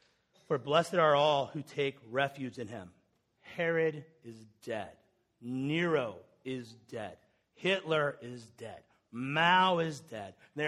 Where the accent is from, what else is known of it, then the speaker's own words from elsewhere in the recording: Lawrenceburg, Indiana, United States; I'm from Lawrenceburg, Indiana. Anyone spent a week in there? Grew up across the street from Seagram's Whiskey.